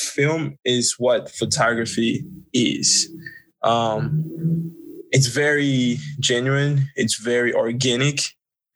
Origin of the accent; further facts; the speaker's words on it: Côte d’Ivoire; moved away; I'm actually originally from the Ivory Coast, Cote d'Ivoire, West Africa.